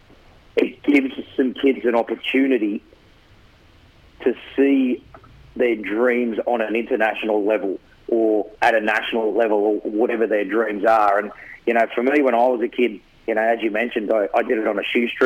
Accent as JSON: {"language": "English", "town": "Campbelltown", "region": "New South Wales", "country": "Australia", "tie": "born or raised there", "moved": "yes", "lives_now": "Brisbane, Australia", "said": "I grew up in Campbelltown"}